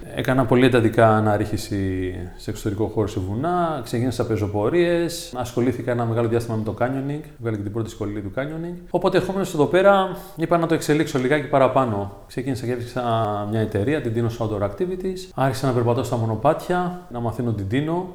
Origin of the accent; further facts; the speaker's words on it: Athens, Attica, Greece; moved away as an adult; now in Tinos, Greece; μεγάλωσα στην Αθήνα, συγκεκριμένα στον Άγιο Δημήτριο